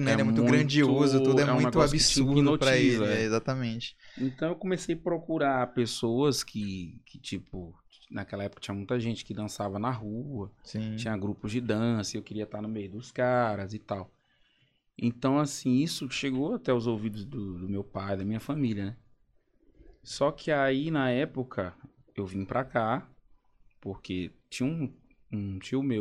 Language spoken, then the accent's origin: Portuguese; Caxias, Brazil; Mas lá na, na minha cidade, que eu sou de Caxias, né?